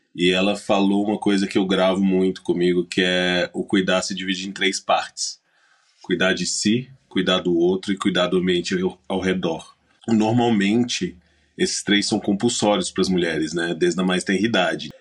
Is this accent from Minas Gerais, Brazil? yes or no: yes; Minas Gerais, Brazil; como bom mineiro